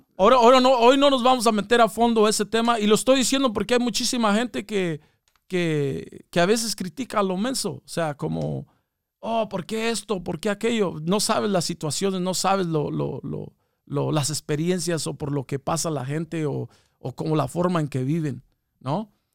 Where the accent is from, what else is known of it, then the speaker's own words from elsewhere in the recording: Mexico; now in United States; nosotros somos, somos de México, carnal, somos de, venimos de México